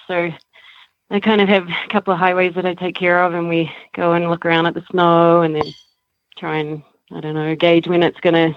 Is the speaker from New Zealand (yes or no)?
yes; New Zealand; moved away as an adult; also born or lived in Canada; now in Colorado, United States; I'm from New Zealand